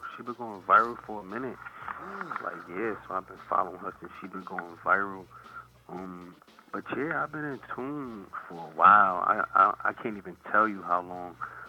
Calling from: New York, United States; Yeah, I'm from New York.

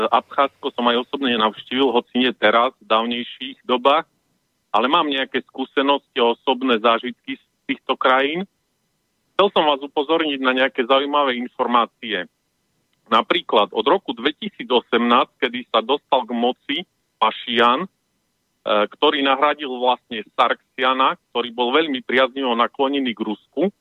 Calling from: Vranov nad Topľou, Prešov Region, Slovakia; som z Vranova.

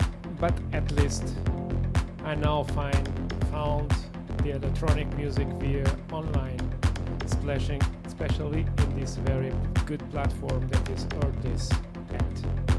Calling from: Lisbon, Portugal; As normally … I'm playing from Lisbon, Portugal.

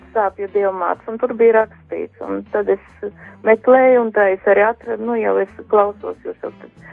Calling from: Riga, Latvia; Es esmu Rīga

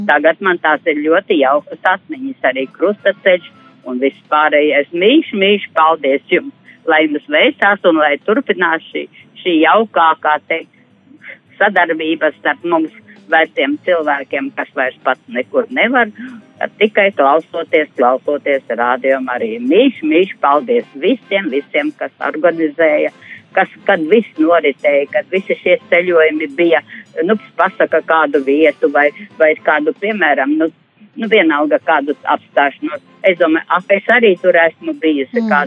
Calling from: Plākanciems, Latvia; no Plākantiema, kas jums ļoti, ļoti bieži zvana

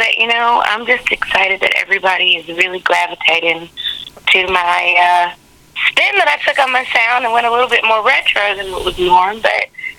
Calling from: Huntsville, Alabama, United States

